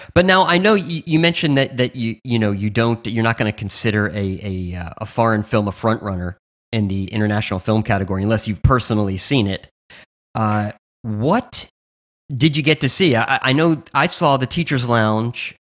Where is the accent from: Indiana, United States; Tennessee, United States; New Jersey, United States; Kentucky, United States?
New Jersey, United States; I'm from New Jersey